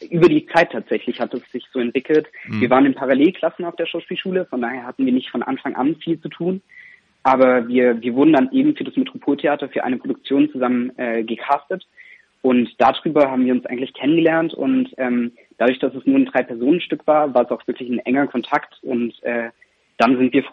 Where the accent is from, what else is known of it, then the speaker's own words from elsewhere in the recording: Reutlingen, Baden-Württemberg, Germany; Ich komme ich komm, äh, aus Reutlingen ganz genau, ah. also da die Gegend. Genau. Und äh, von daher, ich kann Schwäbisch, aber es ist sehr eingerostet.